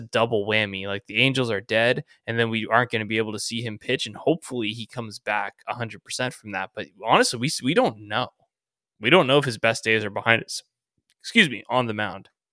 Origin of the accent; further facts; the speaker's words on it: Orange County, California, United States; I grew up in Orange County